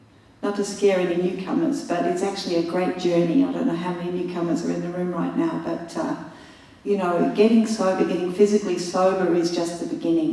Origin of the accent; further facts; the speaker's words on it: Australia; I'm Aussie